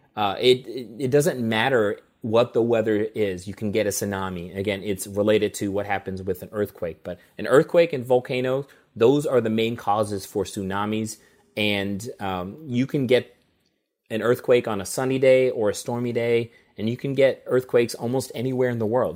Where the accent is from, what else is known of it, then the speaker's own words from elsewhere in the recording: St. Louis, Missouri, United States; moved away as an adult; also born or lived in Colorado / Jefferson City, Missouri; grew up in Saint Louis, Missouri. I've lived there for much